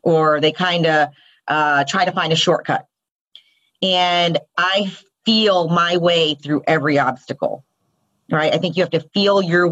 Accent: the South, United States; I'm a first generation Indian woman born and raised in the South

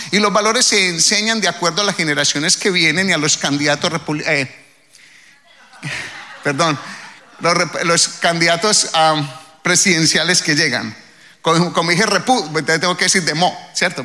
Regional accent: Colombia; now in United States; al menos de donde yo vengo

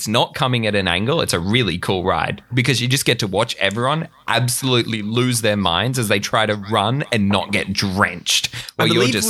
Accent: Australia; as an Australian, you don't really have a connection to the show.

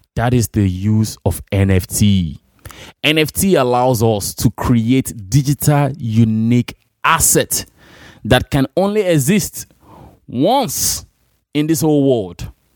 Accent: Nigeria; moved away; in my hometown in Imo Rare City or Abia State

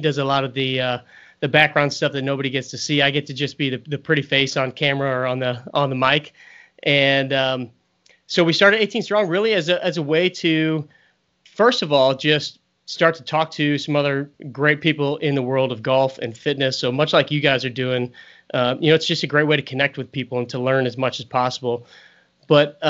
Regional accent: St. Louis, Missouri, United States; also born or lived in Kansas City; I was born and raised in St. Louis

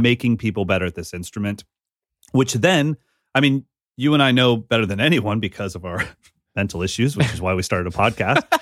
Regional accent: Sacramento, California, United States; growing up in Sacramento with Abe Cunningham

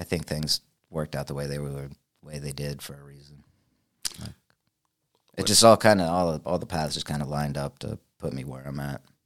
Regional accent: Richmond, United States; moved away; I was born in Richmond

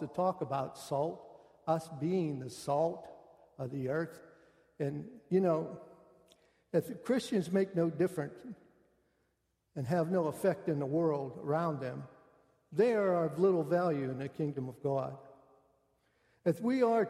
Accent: Western Pennsylvania, United States; moved away as an adult; also born or lived in West Virginia; I come from Western Pennsylvania.

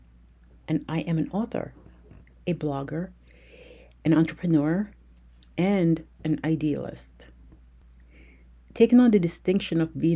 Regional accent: United States; I grew up in America

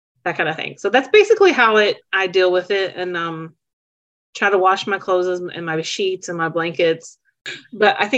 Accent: Charleston, West Virginia, United States; now in Louisville, United States; I'm from Charleston, West Virginia

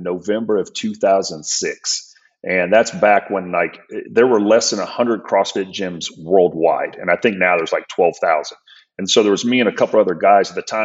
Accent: San Francisco, California, United States; moved away as an adult; also born or lived in Tulsa, Oklahoma; I grew up in the Bay Area. I lived in the city of San Francisco and I graduated high school in 1992

